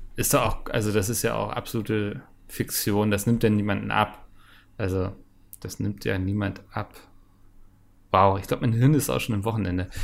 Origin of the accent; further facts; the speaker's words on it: Northern Germany, Germany; als Norddeutscher